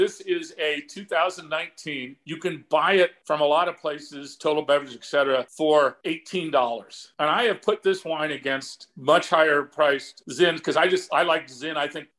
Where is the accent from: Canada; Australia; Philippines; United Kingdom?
United Kingdom; Scotland; Number one, being a Scotsman, I could not personally avow myself to drink a wine that I bought for $300 that somebody will pay me $3,500 for. I'm just too cheap.